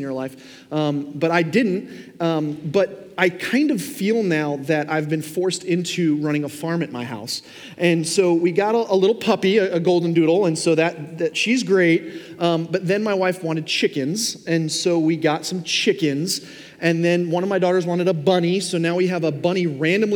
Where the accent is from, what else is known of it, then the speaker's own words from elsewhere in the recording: Long Island, New York, United States; now in Fort Myers, United States; I grew up in New York. Now, I didn't grow up in Manhattan, like in the core of the city, but we lived on Long Island